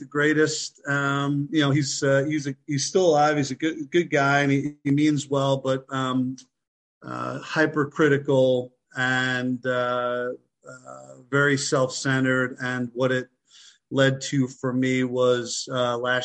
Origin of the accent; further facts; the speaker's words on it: Long Island, New York, United States; moved away as an adult; also born or lived in Philadelphia; I'm from Long Island, New York.